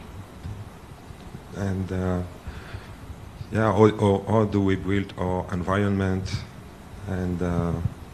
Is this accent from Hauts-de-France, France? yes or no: yes; Lille, Hauts-de-France, France; I was born in France from an Ivorian father, and my mother is French and Polish, so I'm kind of uprooted